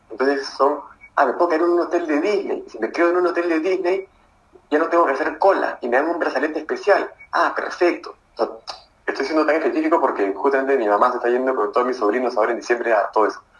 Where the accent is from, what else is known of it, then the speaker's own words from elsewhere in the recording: Arequipa, Peru; Hola Eric, soy de Arequipa.